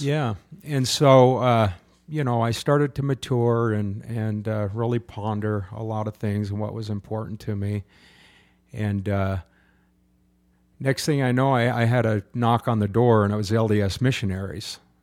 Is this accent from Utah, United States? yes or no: yes; Utah, United States; also born or lived in Southern California; I was brought up in a church until I was nine years old when we moved from Southern California to Utah